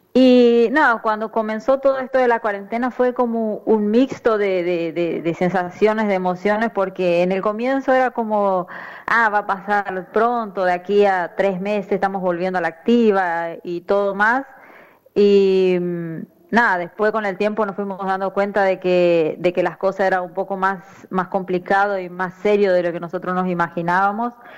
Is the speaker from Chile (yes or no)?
no; Tres Isletas, Chaco, Argentina; moved away as an adult; now in Brazil; yo salí del interior, del interior, yo soy de Tres Hiletas Chaco